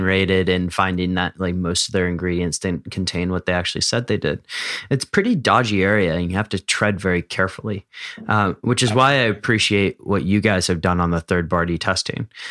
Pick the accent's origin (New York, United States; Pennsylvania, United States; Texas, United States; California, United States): Pennsylvania, United States; Philadelphia; growing up in Philadelphia